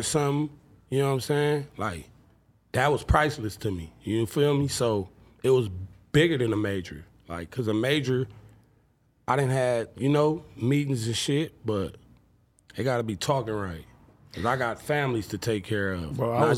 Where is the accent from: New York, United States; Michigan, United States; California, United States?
California, United States; Compton; I'm from Bompton